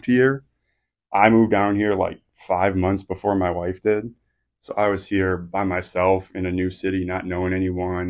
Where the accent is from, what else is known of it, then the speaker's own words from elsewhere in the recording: Midwest, United States; moved away as an adult; also born or lived in Colorado Springs; now in Emory, Virginia, United States; My wife and I grew up in the Midwest. We spent the first 28 years of our lives living in the Midwest